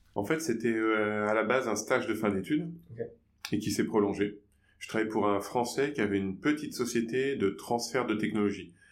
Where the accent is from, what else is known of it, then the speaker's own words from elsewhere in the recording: France; accent: Frenchy; mon accent Frenchy